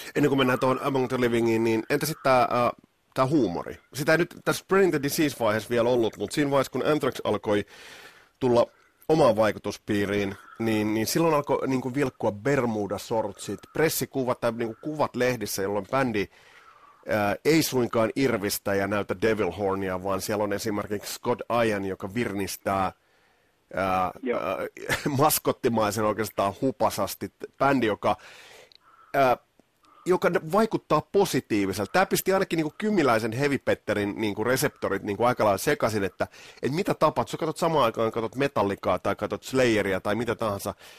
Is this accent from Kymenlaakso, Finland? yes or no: yes; Kotka, Kymenlaakso, Finland; Meillä Kymissä nimittäin ei ollut tuota Sky Channelia